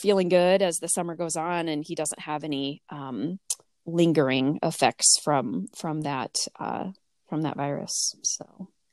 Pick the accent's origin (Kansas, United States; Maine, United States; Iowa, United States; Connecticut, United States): Iowa, United States; Boone; moved away as an adult; also born or lived in Michigan / Urbandale, Iowa; back in my hometown where I grew up